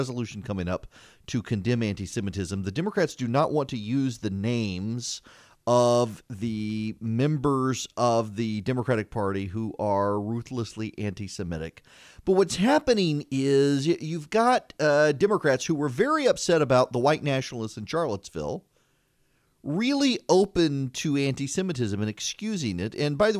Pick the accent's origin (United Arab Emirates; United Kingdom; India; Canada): United Arab Emirates; Dubai; I grew up in Dubai. And I went, Dubai was very Western. It was the freest of all the Islamic countries in the Middle East.